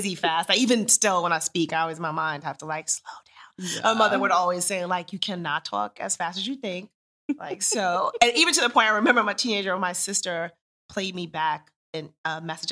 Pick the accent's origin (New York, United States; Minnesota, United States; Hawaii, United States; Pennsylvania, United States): New York, United States; New York City; also born or lived in Monterey, California / Germany; I grew up in Queens, New York